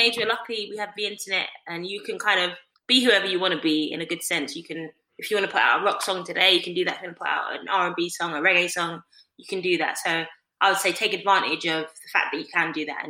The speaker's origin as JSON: {"language": "English", "region": "London", "country": "United Kingdom", "tie": "born or raised there", "said": "I'm East Londoner. I grew up in the East and with my family"}